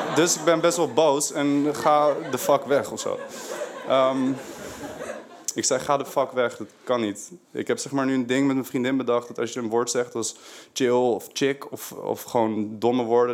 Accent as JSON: {"language": "Dutch", "town": "Haarlem", "region": "North Holland", "country": "Netherlands", "moved": "as an adult", "lives_now": "Amsterdam, Netherlands", "said": "ik kom uit Haarlem. Daar heb ik die R. Best wel erg"}